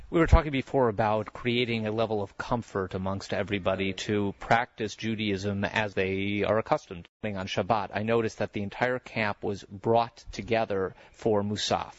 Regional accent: Chicago, Illinois, United States; your mother Julie and I were in Chicago growing up together

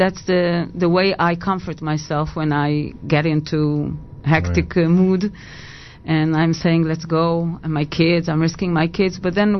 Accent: Petah Tikva, Central District, Israel; English is a second language; Petah Tikva.

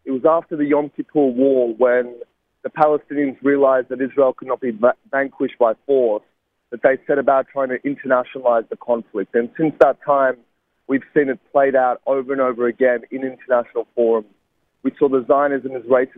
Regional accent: Sydney, New South Wales, Australia; a university in my hometown of Sydney

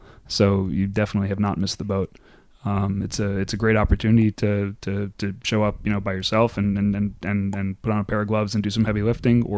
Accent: New Jersey, United States; She said, where did you grow up?" I said, "New Jersey."

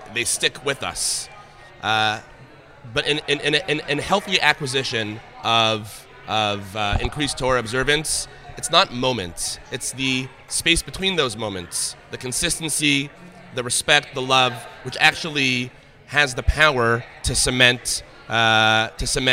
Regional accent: Canada; also born or lived in Toronto; Canada. I live in Toronto

